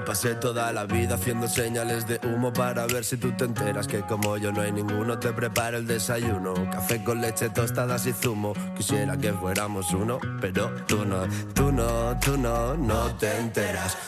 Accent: Valencian Community, Spain; moved away; donde yo vivía, donde me crié, eh, en Valencia

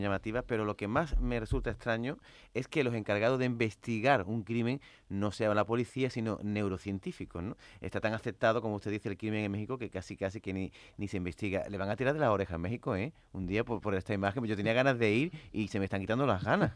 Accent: Spain; como lector español

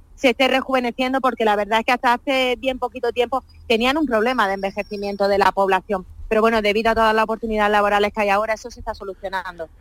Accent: Linares, Andalusia, Spain; moved away as an adult; Yo soy muy, muy andaluza y lo llevo por bandera. Lógicamente, echo mucho de menos mi tierra.

